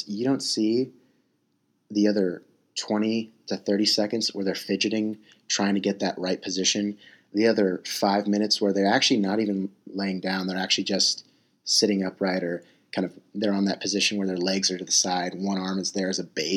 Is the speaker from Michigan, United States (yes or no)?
no; San Diego, California, United States; I'm from San Diego, California